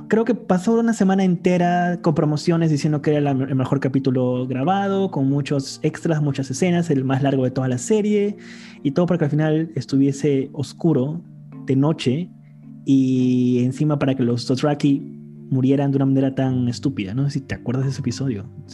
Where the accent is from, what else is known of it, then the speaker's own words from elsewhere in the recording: Iquitos, Loreto, Peru; yo soy de Iquitos y, para los que nos escuchan y no son de Perú, Iquitos es básicamente una isla en medio del Amazonas, en Perú